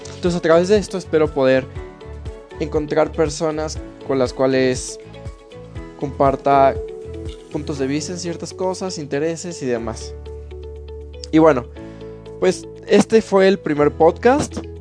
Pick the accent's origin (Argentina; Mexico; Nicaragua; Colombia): Mexico; Pachuca, Hidalgo; moved away as an adult; now in Querétaro, Mexico; yo soy de Pachuca, Hidalgo. Entonces, bueno, hace 8 años es que me vine a esta ciudad. Me vine por el estudio